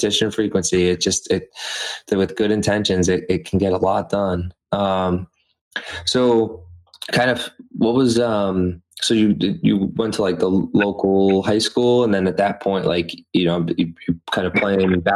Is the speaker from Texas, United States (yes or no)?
no; Methuen, Massachusetts, United States; also born or lived in Los Angeles; my hometown now, Methuen